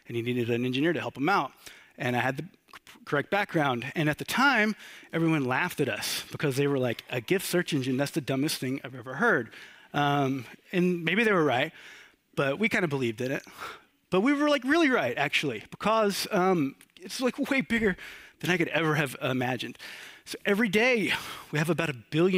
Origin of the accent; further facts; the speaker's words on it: Georgia, United States; also born or lived in Athens, Georgia / Brooklyn, New York; I am from Georgia, right here. Georgia's in the U.S.